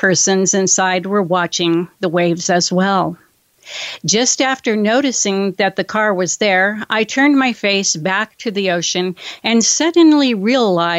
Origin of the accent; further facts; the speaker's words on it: California, United States; my home state of California.